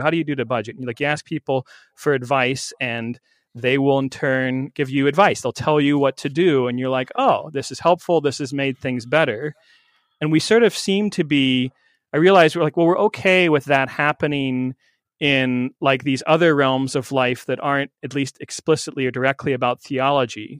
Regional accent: central Illinois, United States; moved away as an adult; now in Randolph, New Jersey, United States; I'm from central Illinois, not too far from where you're serving, Willie, a little town of Beeson

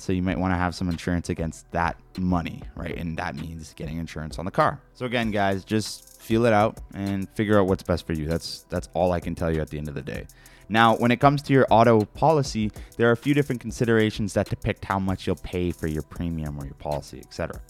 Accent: Canada; being Canadian

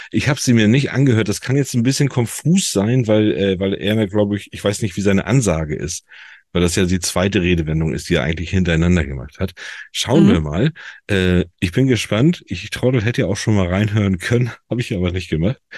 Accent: Northern Germany, Germany; Da sollen wir als Norddeutsche, sagt der Matthias, sollen den Ursprung kennen.

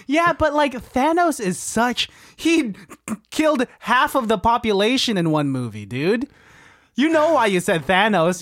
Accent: Philippines; being a Filipino dude

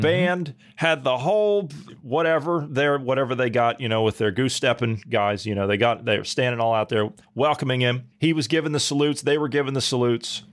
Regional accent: United States; I'm an American after all

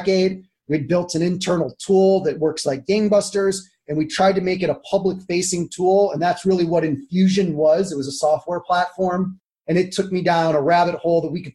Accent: Cleveland, Ohio, United States; also born or lived in San Diego / Washington, D.C.; now in Jackson Township, United States; I grew up in Cleveland, but I left when I was 17

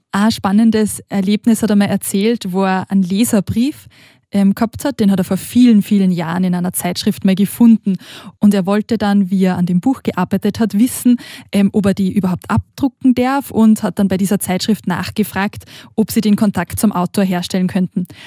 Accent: Austria; moved away as an adult; now in Switzerland; ich bin aus Österreich und ich war jetzt über Ostern auch nach Hause gefahren zu meiner Familie

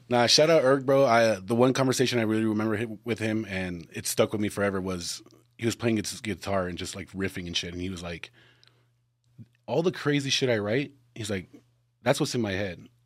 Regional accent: Texas, United States; we're from Texas

